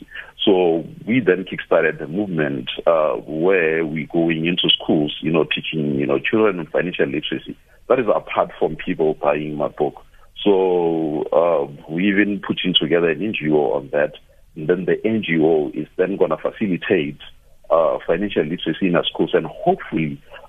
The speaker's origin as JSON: {"language": "English", "town": "Polokwane", "region": "Limpopo", "country": "South Africa", "tie": "born or raised there", "said": "I grew up in Polokwane"}